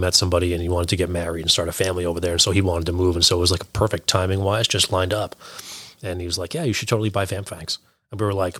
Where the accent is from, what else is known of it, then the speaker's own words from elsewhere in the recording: Salem, Massachusetts, United States; also born or lived in Texas; now in Beverly, United States; I was born and raised in Salem. Spent some time in the military. I was overseas down in Texas for a little while. And then I ended up right back in Salem. And then just last year, I actually bought a house next town over in Beverly.